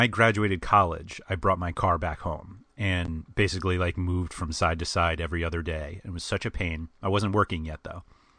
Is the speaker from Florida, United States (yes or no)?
no; New York City, New York, United States; I am born and raised in New York City. I learned to drive in New York City. I learned to park in New York City.